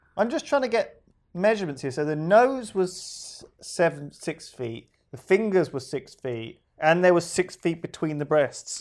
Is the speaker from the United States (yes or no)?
no; United Kingdom; We're British